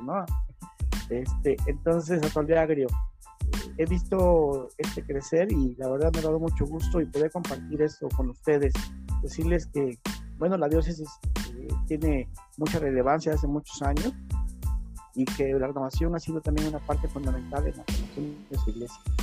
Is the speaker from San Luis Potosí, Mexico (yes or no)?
no; Cosamaloapan, Veracruz, Mexico; soy del estado de Veracruz, de un pueblo llamado Cozamalguapan